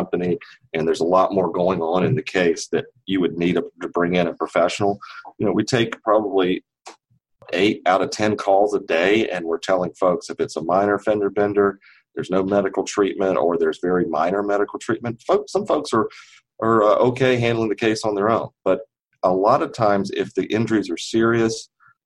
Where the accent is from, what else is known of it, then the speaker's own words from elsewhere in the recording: Kinston, North Carolina, United States; now in Raleigh, United States; I grew up in Kinston, North Carolina, which is a small town in the east